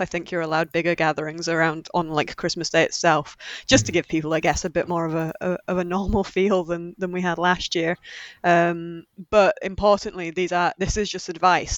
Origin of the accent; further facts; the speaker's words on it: Yorkshire and the Humber, United Kingdom; we're both from Yorkshire